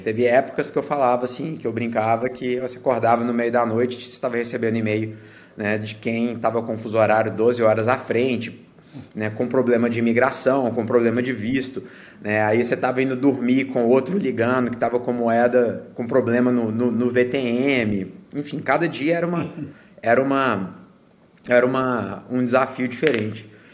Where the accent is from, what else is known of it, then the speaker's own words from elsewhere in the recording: Minas Gerais, Brazil; moved away as an adult; also born or lived in Belo Horizonte / New York / Connecticut / North Carolina; now in United States; sou natural de, de Minas